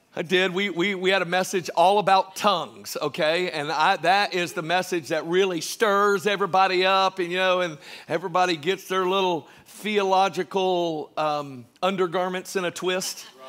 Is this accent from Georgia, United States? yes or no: yes; Georgia, United States; I was born in Georgia